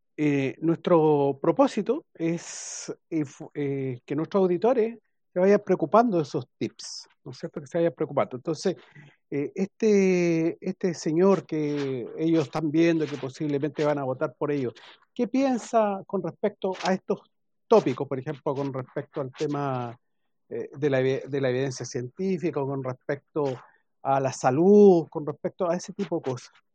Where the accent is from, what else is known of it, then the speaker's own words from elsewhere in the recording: Chile; nosotros como Chile, como chilenos